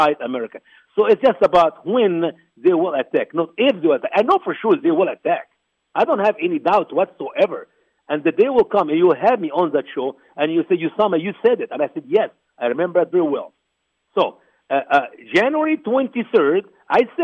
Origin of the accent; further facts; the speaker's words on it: Egypt; now in United States; my home country, Egypt